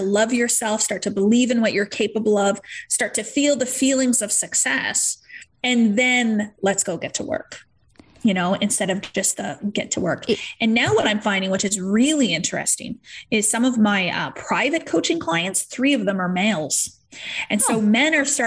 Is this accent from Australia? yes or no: no; Canada; we're Canadian